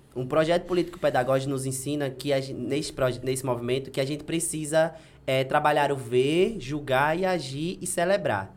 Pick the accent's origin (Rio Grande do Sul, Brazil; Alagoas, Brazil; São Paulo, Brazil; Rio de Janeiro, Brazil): Alagoas, Brazil; Delmiro Gouveia; also born or lived in Paulo Afonso, Bahia; eu sou filho de Delmiro Gouveia. Né? Eu nasci em Paulo Afonso, que é aqui pertinho, mas me criei a vida toda